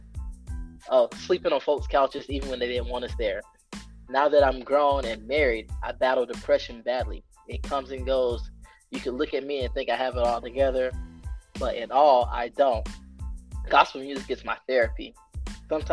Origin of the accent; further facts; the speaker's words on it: South Carolina, United States; My home state, South Carolina